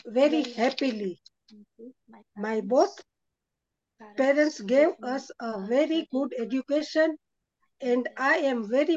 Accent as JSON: {"language": "English", "town": "Nyeri", "region": "Central Province", "country": "Kenya", "tie": "born or raised there", "said": "I was born and in Kenya in a town called Nyeri, brought up in Nyeri"}